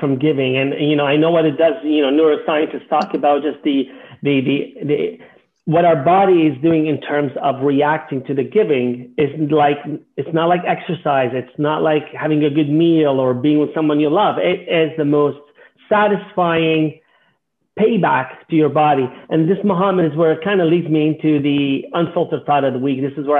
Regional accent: Canada; It's not right that as a Canadian, I have and someone doesn't.

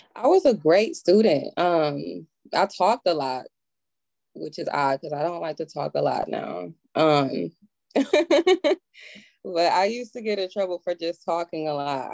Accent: Milwaukee, Wisconsin, United States; Northside, baby, Milwaukee.

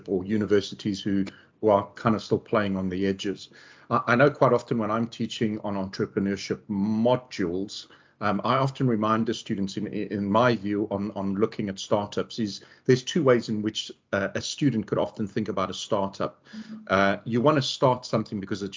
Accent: South Africa; moved away; growing up in South Africa

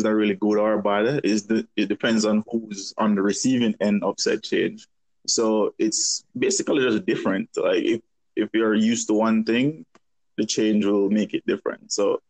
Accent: Jamaica; now in Texas, United States; I'm from Jamaica, but living in the U.S., living in Texas.

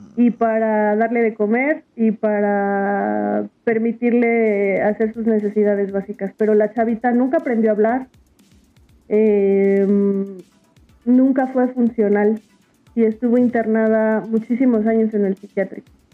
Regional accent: Mexico City, Mexico; yo nací en la Ciudad de México

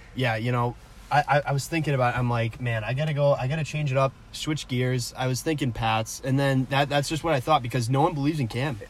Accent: New England, United States; we're from New England, big Patriots fans, both of us

